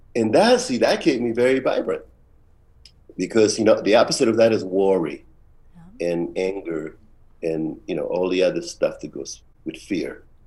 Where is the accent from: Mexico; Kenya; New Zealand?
Mexico; Tijuana, Baja California; moved away; also born or lived in San Francisco, United States; since I grew up in Tijuana